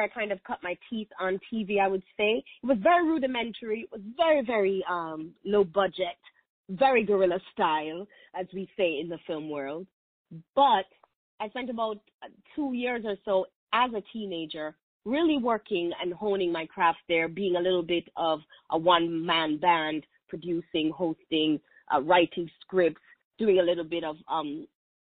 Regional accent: Kingston, Jamaica; moved away as an adult; I was born and raised in Kingston, Jamaica

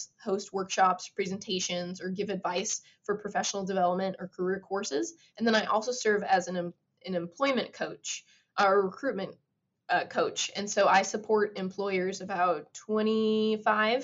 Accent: United States; as being an American

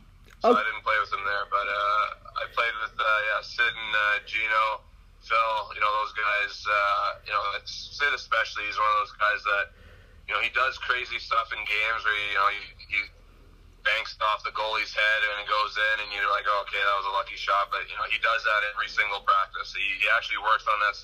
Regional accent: Winnipeg, Manitoba, Canada; I'm from Winnipeg

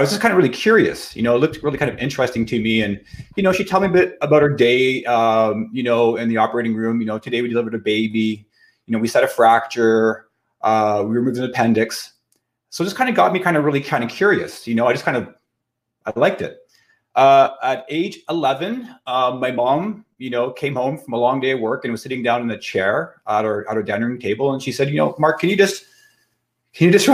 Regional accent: Kirkland Lake, Ontario, Canada; also born or lived in Ottawa / Toronto; I've been in private practice in my hometown of Kirkland Lake, Ontario.

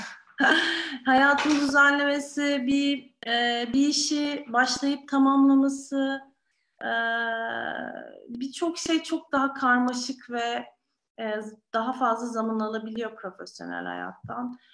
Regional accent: Istanbul, Turkey; İstanbul'da doğdum, büyüdüm.

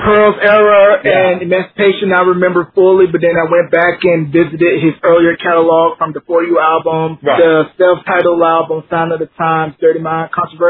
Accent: North Carolina, United States; I'm originally from North Carolina.

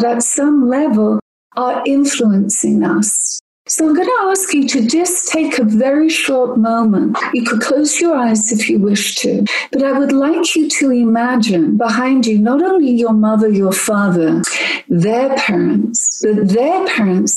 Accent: England, United Kingdom; now in United States; I'm not American. I'm actually English.

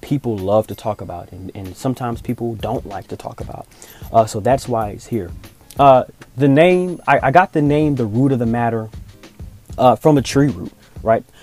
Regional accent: Augusta, Georgia, United States; moved away as an adult; also born or lived in Atlanta, Georgia; I'm originally from Augusta, Georgia, which is about two hours east of Atlanta.

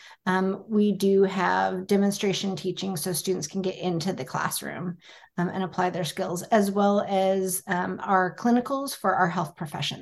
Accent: United States; I was born and raised in the States

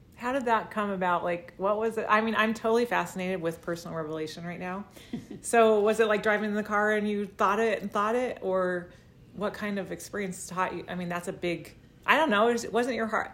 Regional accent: Vallejo, California, United States; I was born in Vallejo

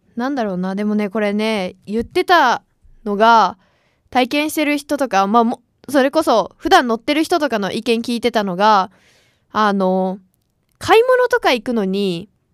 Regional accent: Gunma, Japan; born or raised there; now in Tokyo, Japan

